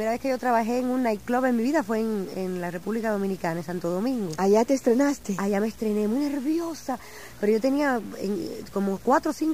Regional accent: Arecibo, Puerto Rico; now in New York, United States; Sí, yo nací en Arecibo.

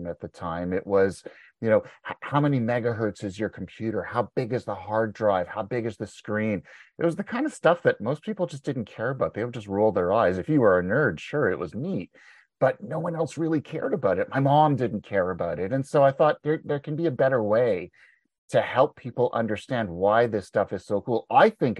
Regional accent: Montreal, Quebec, Canada; moved away as an adult; now in Ontario, Canada; I was born and raised in Montreal. But I live in Ontario now. I've been here for about 25 years.

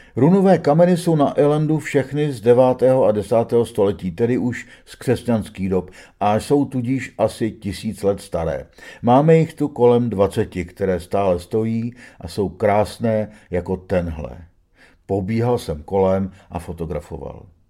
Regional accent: Czechia; jsem z Čech

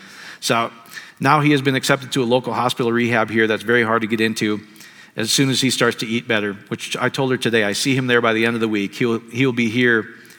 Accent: India; from India.

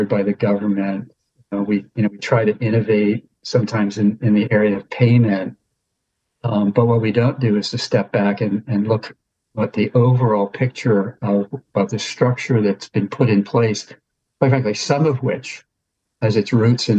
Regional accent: Pennsylvania, United States; moved away; Pennsylvania, that's sort of my home state in a way, though I don't live there now

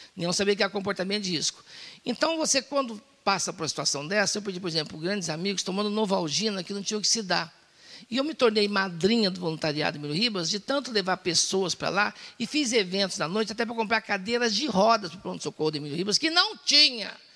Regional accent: Minas Gerais, Brazil; moved away; also born or lived in Serrania / Poços de Caldas; Sou de Minas Gerais, criado em Açude

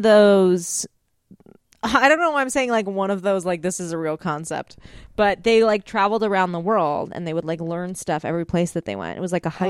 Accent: Bay Area, California, United States; I grew up in the Bay Area.

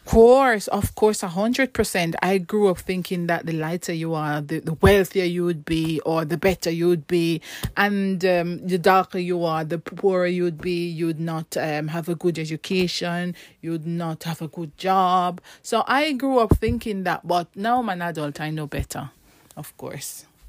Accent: Saint Ann Parish, Jamaica; moved away as an adult; now in United Kingdom; Well, me, I, I grew up in Jamaica

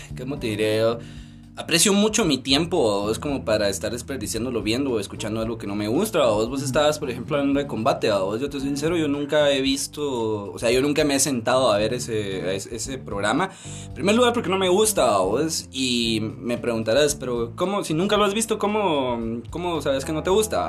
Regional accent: Mixco, Guatemala Department, Guatemala; Soy de Misco.

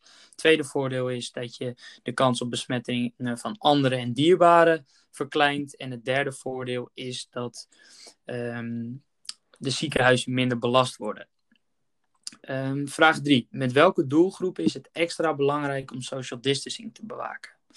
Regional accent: Netherlands; als Nederlanders

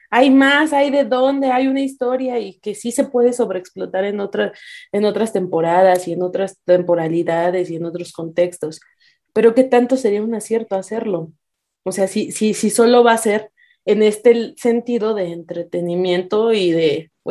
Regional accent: Mexico; nosotros como mexicanos

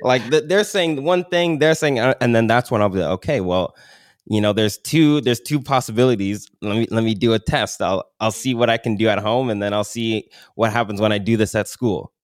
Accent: Milton, Ontario, Canada; I grew up in Milton

